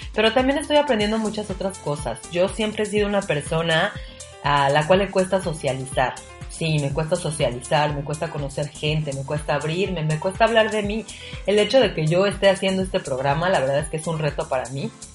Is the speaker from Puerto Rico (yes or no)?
no; Mexico City, Mexico; moved away as an adult; now in Cozumel, Mexico; soy de la Ciudad de México